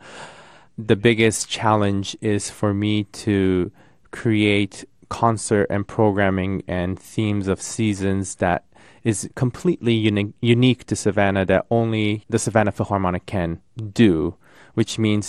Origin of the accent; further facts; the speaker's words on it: Tokyo, Japan; now in United States; I come from Tokyo. I was born and raised in Tokyo